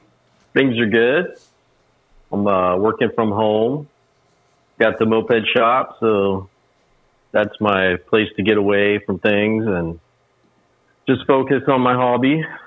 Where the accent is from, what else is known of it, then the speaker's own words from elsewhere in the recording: Morgantown, West Virginia, United States; moved away as an adult; also born or lived in New Mexico; I grew up there and went to college there. I grew up in Morgantown.